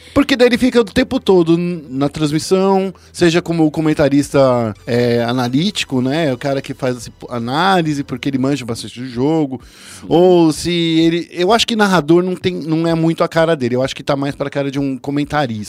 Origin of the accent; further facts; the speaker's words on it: Brazil; a gente é brasileiro